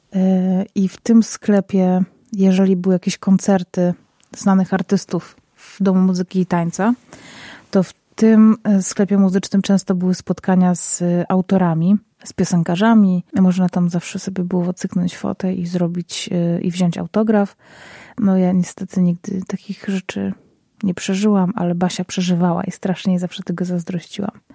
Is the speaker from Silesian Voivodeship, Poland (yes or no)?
yes; Zabrze, Silesian Voivodeship, Poland; moje rodzinne miasto, czyli Zabrze. Jedno z większych miast na Śląsku, na Górnym Śląsku.